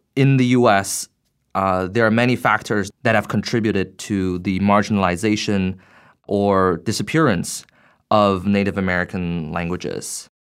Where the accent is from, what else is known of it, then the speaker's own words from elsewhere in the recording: Beijing, China; moved away as an adult; now in United States; I grew up in Beijing. Uh, at the age of eighteen, I came to the U S for college and grad school